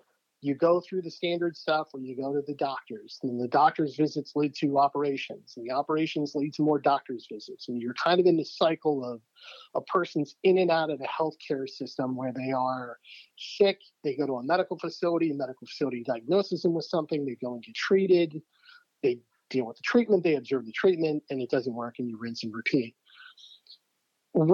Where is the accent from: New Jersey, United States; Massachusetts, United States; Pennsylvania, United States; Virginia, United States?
Pennsylvania, United States; I grew up in Western Pennsylvania. So I've done a pretty decent job in terms of covering up my accent. It comes out a little bit here and there.